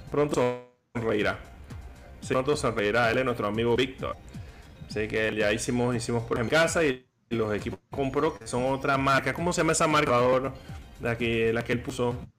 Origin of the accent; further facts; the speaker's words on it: Panama; aquí está la belleza de mi país